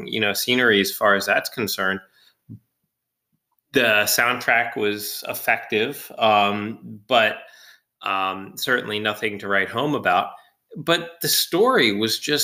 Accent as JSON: {"language": "English", "country": "United States", "said": "we are an American audience"}